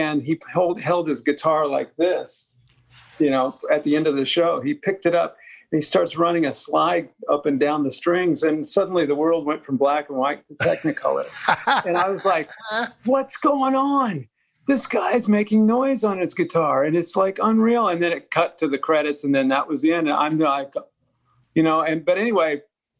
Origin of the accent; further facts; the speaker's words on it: Denver, Colorado, United States; I grew up in Denver